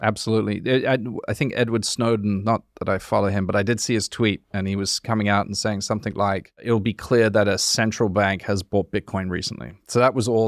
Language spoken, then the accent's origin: English; High Wycombe, South East England, United Kingdom; moved away; I live, yeah, I was born there